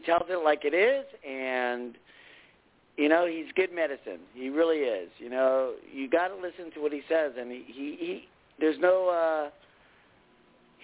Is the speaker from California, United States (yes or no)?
yes; Los Angeles, California, United States; also born or lived in Winnipeg, Canada; I grew up in L.A. I live in L.A.